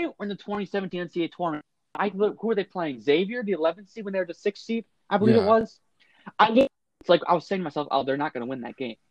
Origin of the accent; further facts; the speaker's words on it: Woodstock, Maryland, United States; We're both from Maryland. I'm from Woodstock